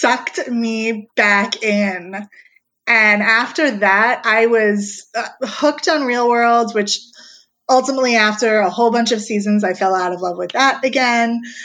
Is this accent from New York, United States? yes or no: yes; New York, United States; I was from New York